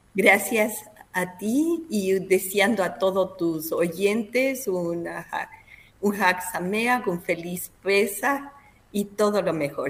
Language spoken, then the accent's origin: Spanish; Ecuador; moved away as an adult; now in Israel; siendo ecuatoriana, representar a mi país, al Ecuador